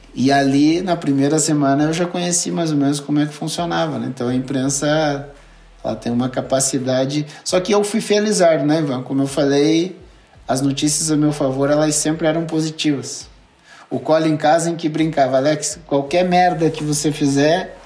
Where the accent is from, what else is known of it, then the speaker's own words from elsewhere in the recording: Brazil; moved away as an adult; also born or lived in Turkey; eu sou brasileiro